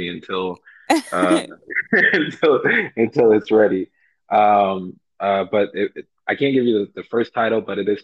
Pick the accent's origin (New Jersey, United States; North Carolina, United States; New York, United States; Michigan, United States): New York, United States; New York City; I'm from Far Rockaway, Queens